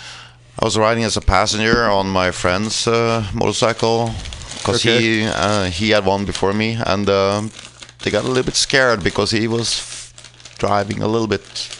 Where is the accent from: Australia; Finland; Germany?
Finland; moved away